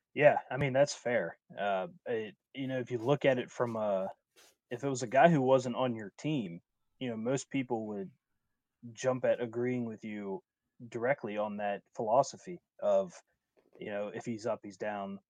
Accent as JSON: {"language": "English", "town": "Wheeling", "region": "West Virginia", "country": "United States", "tie": "born or raised there", "said": "my hometown is Wheeling, West Virginia, which is in the Upper Panhandle."}